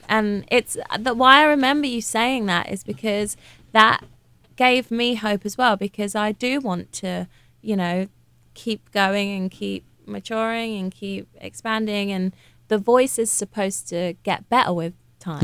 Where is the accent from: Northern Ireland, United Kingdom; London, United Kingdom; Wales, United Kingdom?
London, United Kingdom; I'm from Hackney.